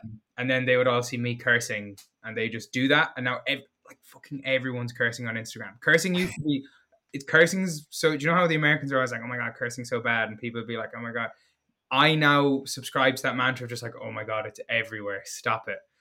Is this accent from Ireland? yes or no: yes; Galway, Connacht, Ireland; my hometown Galway